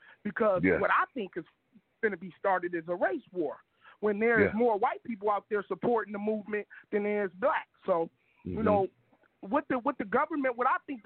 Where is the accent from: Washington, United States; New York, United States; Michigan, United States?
Michigan, United States; Kalamazoo; now in Grand Rapids, United States; I was raised in Kalamazoo, Michigan